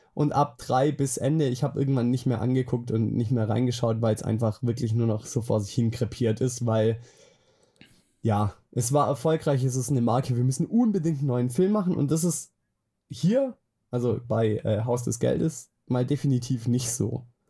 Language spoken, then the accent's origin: German; Swabia, Baden-Württemberg, Germany; now in Bavaria, Germany; ursprünglich komme ich aus dem Schwabeländle. Ah, aus dem Schwabeländle, ah. aus Diebinger